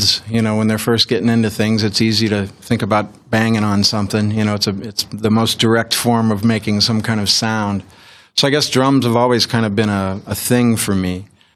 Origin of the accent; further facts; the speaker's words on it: St. Louis, Missouri, United States; also born or lived in San Diego, California; I'm from St. Louis. I live there pretty much. Well, moved there